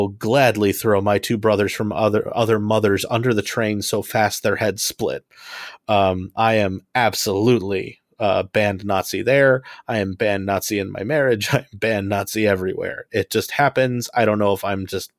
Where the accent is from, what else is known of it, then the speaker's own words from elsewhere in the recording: Homewood, Illinois, United States; I am from Homewood, Illinois